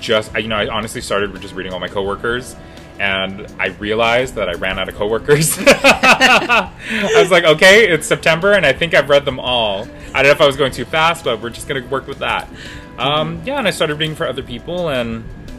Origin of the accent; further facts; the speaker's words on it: Guam; We're from Guam.